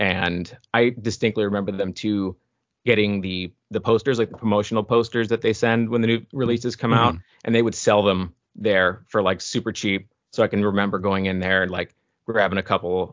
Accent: Fort Lauderdale, Florida, United States; I grew up in Southeast Florida, so down by like the Fort Lauderdale area

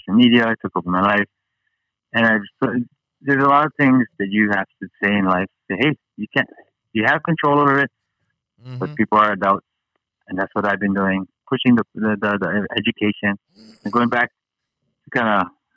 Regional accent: Hawaii, United States; I'm from Hawaii

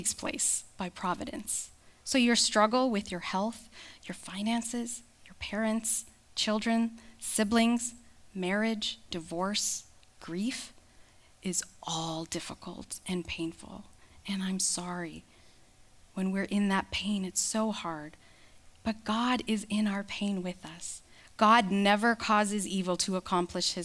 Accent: Canada; I'm Canadian

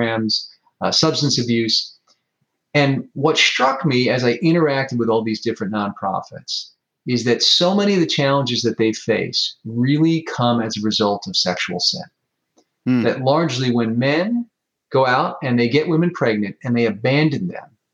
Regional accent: United States; as an American

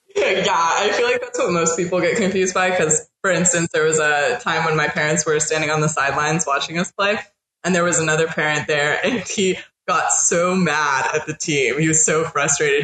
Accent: Northern California, United States; moved away as an adult; now in New Orleans, United States; I'm originally from Northern California

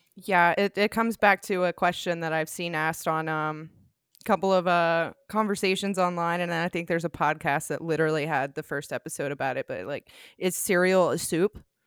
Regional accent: the South, United States; accent: Southern; I am so American and I'm Southern, and I'm working with an accent here

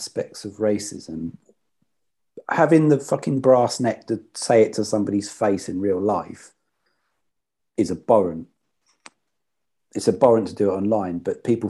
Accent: Luton, East of England, United Kingdom; I'm from Luton and we're so diverse in this town.

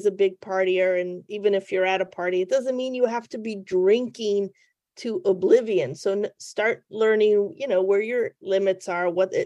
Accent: New England, United States; I'm from New England

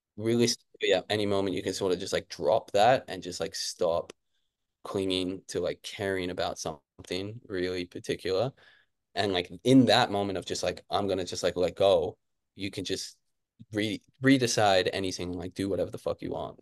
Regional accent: Canberra, Australian Capital Territory, Australia; moved away as an adult; also born or lived in Kentucky, United States; now in Brisbane, Australia; I grew up in Canberra, it's actually a pretty chill place

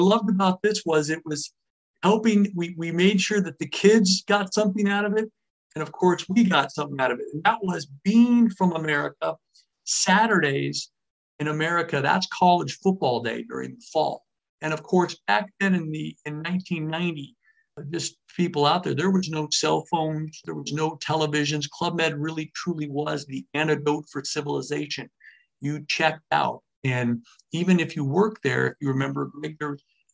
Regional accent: California, United States; moved away; somebody from California and we're even more cocky

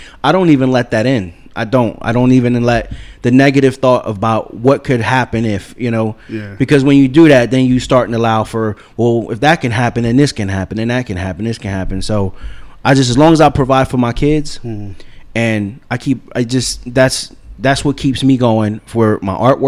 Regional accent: Jersey City, New Jersey, United States; I was born in Jersey City.

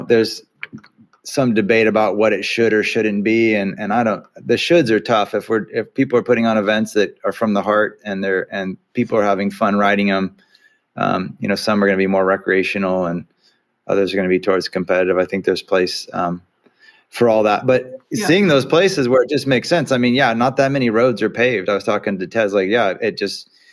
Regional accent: California, United States; as a Californian

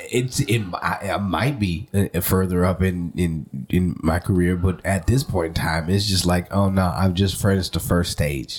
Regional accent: New Orleans, Louisiana, United States; moved away as an adult; also born or lived in California; I'm from New Orleans

